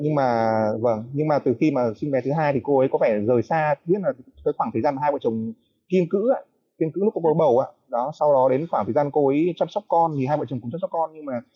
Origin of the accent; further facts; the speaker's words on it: Hanoi, Vietnam; moved away as an adult; now in Nha Trang, Vietnam; Quê tôi Hà Nội